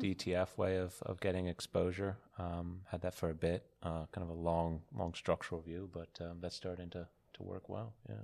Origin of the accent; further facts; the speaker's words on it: United States; coming from America